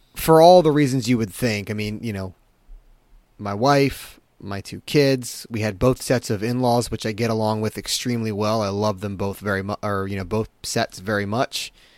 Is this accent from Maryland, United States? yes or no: yes; Baltimore, Maryland, United States; I was born in Baltimore, or in, in, uh, in the Maryland area